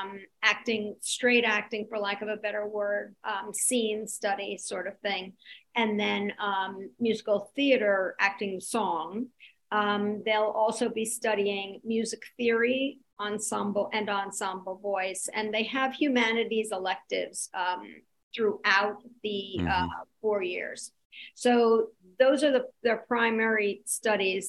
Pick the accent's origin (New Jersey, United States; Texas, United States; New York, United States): New York, United States; New York City; also born or lived in Indiana; I was raised in New York City